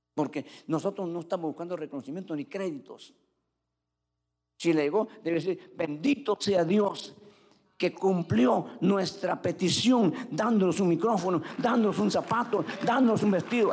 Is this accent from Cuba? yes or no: yes; Cuba; yo en Cuba